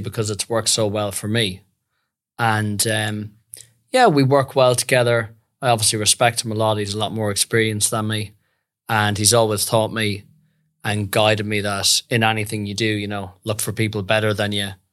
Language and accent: English; Westport, Connacht, Ireland; moved away as an adult; also born or lived in France / London; now in Perth, Australia; grew up in the west of Ireland, beautiful little town called Westport